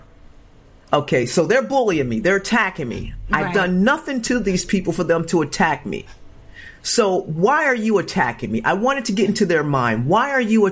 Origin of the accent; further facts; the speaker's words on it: Chester, Pennsylvania, United States; moved away as an adult; also born or lived in California; Growing up in Chester, Pennsylvania, you know, project